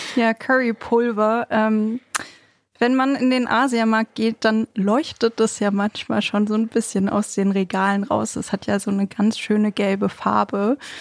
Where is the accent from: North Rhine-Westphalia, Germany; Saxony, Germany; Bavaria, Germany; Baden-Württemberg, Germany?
North Rhine-Westphalia, Germany; Bochum; Ich bin ja in Bochum groß geworden